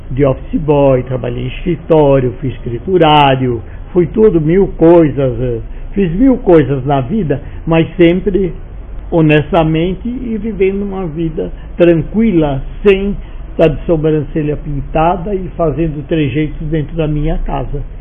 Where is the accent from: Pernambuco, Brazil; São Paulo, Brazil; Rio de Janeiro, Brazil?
Rio de Janeiro, Brazil; moved away as an adult; E eu vim do Rio de Janeiro, sem eira nem beira, por quê? porque acabou o trabalho lá e eu vim para cá